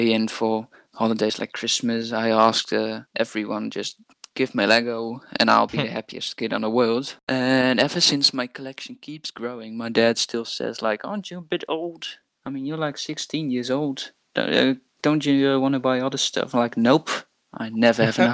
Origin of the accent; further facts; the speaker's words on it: Netherlands; I'm from the Netherlands. I'm 16 years old and I build brickheads